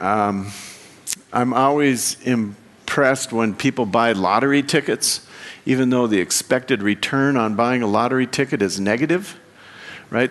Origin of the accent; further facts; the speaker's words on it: Wyoming, United States; I come from Wyoming, and if you've never been in Wyoming, uh, it's half a million people in the whole state